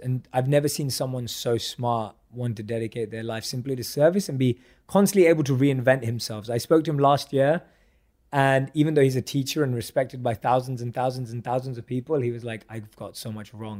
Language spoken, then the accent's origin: English; London, United Kingdom; I grew up a huge football and soccer fan growing up in London